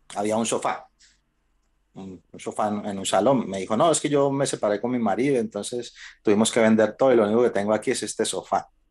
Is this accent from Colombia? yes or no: yes; Colombia; moved away as an adult; nosotros somos colombianos